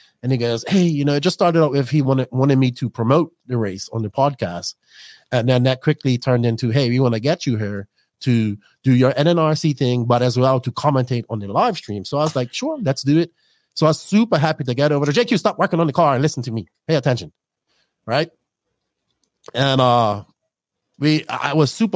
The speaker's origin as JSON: {"language": "English", "country": "Bermuda", "tie": "born or raised there", "said": "I grew up around a big Portuguese culture in Bermuda"}